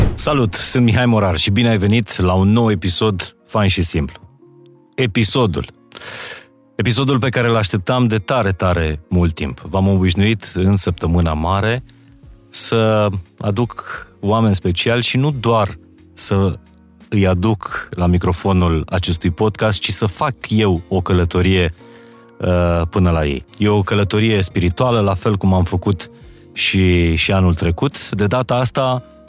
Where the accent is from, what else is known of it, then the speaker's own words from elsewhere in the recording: Romania; moved away as an adult; now in Mount Athos, Greece; la noi ca români